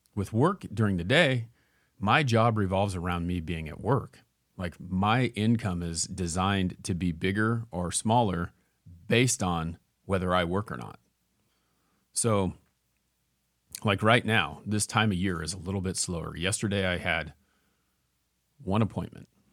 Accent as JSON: {"language": "English", "town": "Ontario", "region": "Oregon", "country": "United States", "tie": "born or raised there", "moved": "yes", "said": "I grew up in Ontario"}